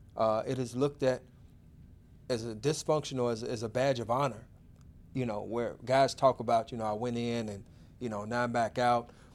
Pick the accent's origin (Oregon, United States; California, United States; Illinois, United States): Illinois, United States; Chicago; also born or lived in Auburn Gresham; I grew up in Inglewood.